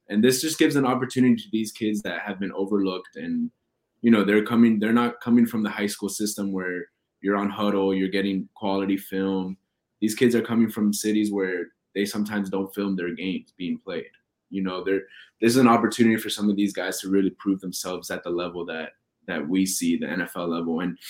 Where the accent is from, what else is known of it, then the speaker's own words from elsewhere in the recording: Miami, Florida, United States; moved away; I'm from Miami, obviously.